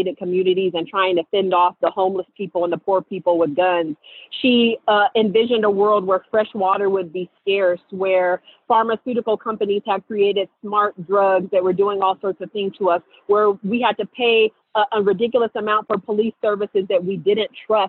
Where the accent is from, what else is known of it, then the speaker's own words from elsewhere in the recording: Seattle, Washington, United States; my hometown of Seattle, Washington.